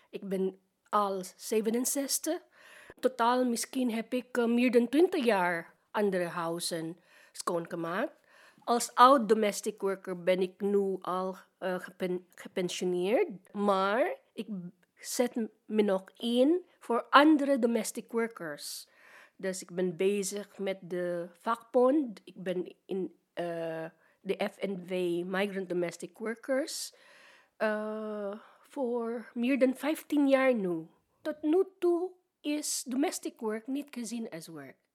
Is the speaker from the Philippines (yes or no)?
yes; Philippines; Dutch is a second language; now in Netherlands; Ik kom uit de Filipijnen. Ik ben een oude domestic worker. Ik ben al 67.